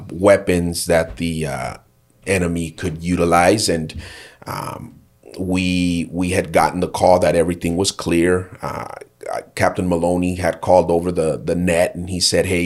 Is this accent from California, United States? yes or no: yes; Fontana, California, United States; I grew up in Fontana, California, just a few miles down the road from here